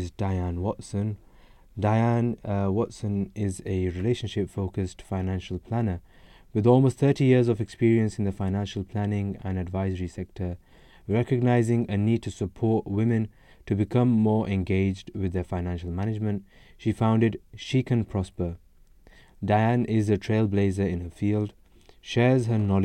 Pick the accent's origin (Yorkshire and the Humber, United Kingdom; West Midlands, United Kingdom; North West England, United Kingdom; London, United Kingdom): Yorkshire and the Humber, United Kingdom; Bradford; I'm from Bradford myself.